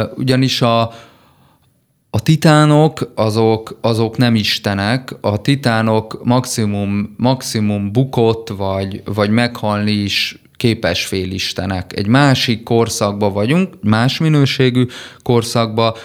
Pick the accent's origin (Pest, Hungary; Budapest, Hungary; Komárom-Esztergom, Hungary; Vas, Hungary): Vas, Hungary; Szombathely; szombathelyi családból származom